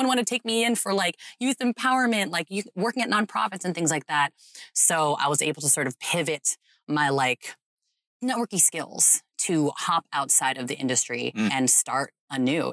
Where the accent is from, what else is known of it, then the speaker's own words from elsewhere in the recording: United States; I'm a Filipina American daughter of immigrants